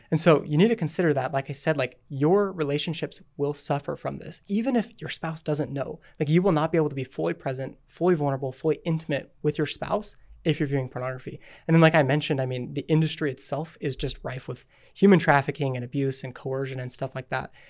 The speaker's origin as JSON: {"language": "English", "region": "Utah", "country": "United States", "tie": "born or raised there", "said": "I'm from Utah. We lived here our whole life"}